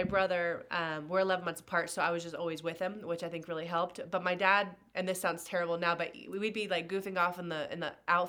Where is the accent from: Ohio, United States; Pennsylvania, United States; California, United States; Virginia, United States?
California, United States; Santa Cruz Mountains, Northern; I was born in Northern California in the Santa Cruz Mountains. If you've ever been there, you know it's heaven on earth.